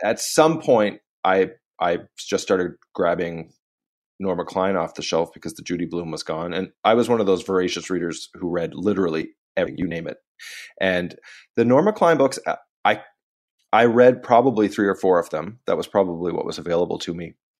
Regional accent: Canada; I'm Canadian

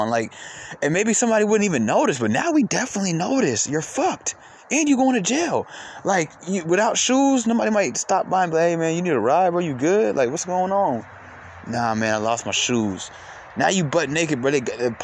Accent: Atlanta, Georgia, United States; I'm from Atlanta

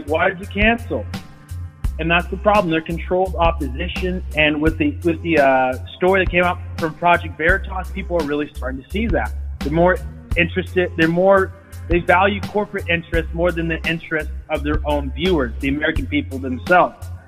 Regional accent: Ethiopia; now in United States; I come from Africa, Ethiopia

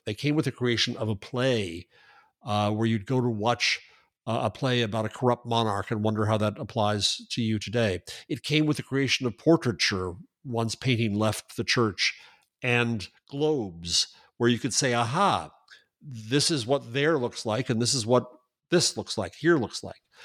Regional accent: United States; I'm an American.

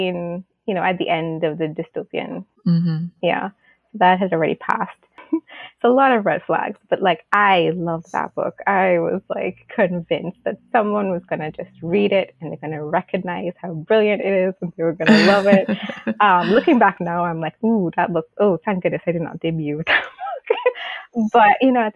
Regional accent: Tobago, Trinidad & Tobago; my home country, like in Tobago

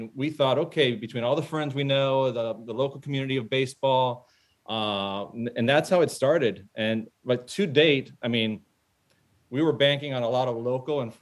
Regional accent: Miami, Florida, United States; My background, born and raised in Miami

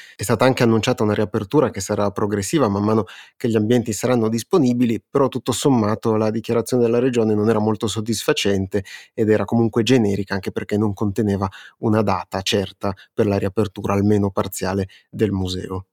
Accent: Turin, Piedmont, Italy; una piccola questione personale che da torinesi sentiamo molto

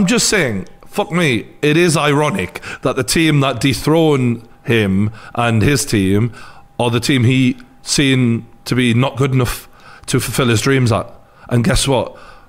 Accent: Newcastle upon Tyne, North East England, United Kingdom; I was born and bred in Newcastle

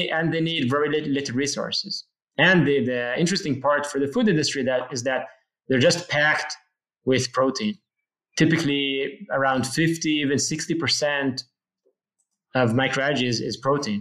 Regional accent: Jerusalem, Jerusalem District, Israel; I was born in Jerusalem, Israel, and actually I live now in a small town just outside of Jerusalem.

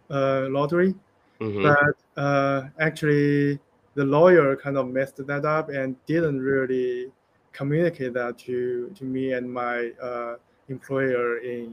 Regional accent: China; moved away as an adult; also born or lived in United States; So I am from China. I came to U.S. In 2015 for master's degree

